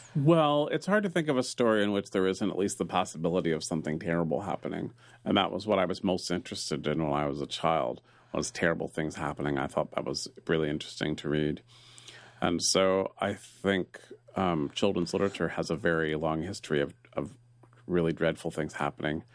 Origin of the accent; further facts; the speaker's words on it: San Francisco, California, United States; I was raised near Sterngove, and it was a, a park of my childhood